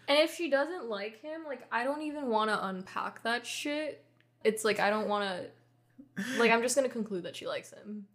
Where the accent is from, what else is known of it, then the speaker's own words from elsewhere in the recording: Hawaii, United States; growing up in Hawaii